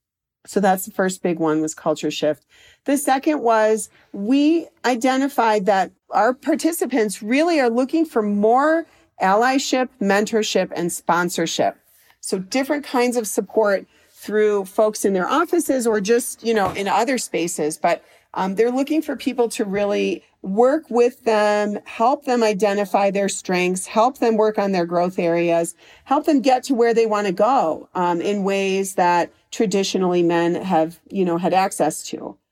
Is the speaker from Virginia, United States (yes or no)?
no; Chicago, Illinois, United States; also born or lived in Washington, D.C.; And I lived in, I'm from Chicago, and then I lived in Washington, D.C. for many years